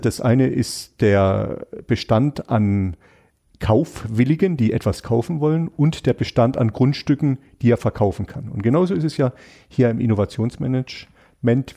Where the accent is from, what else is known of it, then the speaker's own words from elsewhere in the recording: Freiburg, Baden-Württemberg, Germany; ich bin Freiburger, weil das hat alles ganz viel mit mir und hier meiner Heimat zu tun